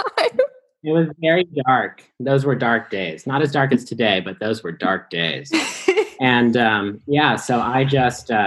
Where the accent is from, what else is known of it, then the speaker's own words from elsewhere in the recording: Arvada, Colorado, United States; I am from Denver, Colorado, a suburb at least